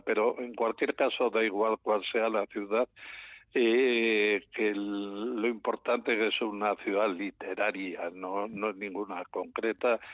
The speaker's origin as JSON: {"language": "Spanish", "town": "León", "region": "Castile and León", "country": "Spain", "said": "yo soy de León"}